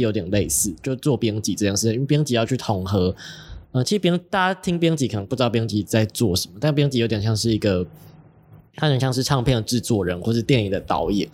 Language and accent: Chinese; Chiayi, Chiayi City, Taiwan; moved away as an adult; also born or lived in Taipei; 我自己是嘉义市长大出生长大的